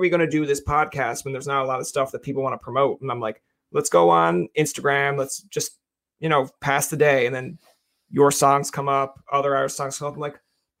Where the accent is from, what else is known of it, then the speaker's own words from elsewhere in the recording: Newfoundland and Labrador, Canada; moved away as an adult; now in Ottawa, Canada; I'm a Newfoundlander.